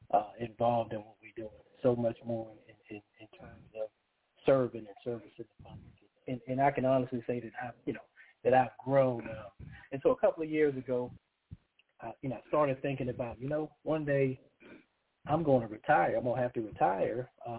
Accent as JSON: {"language": "English", "town": "Charleston", "region": "South Carolina", "country": "United States", "tie": "born or raised there", "also_born_or_lived": "Harlem, New York", "said": "I was born in Harlem, New York, and lived there until I was about 10. Then I moved to Charleston, South Carolina with my family, you know, went to college."}